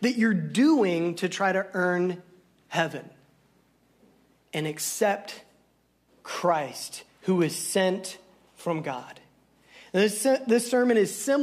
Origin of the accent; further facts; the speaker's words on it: Southern Illinois, United States; I'm from Southern Illinois. We're not so good with English.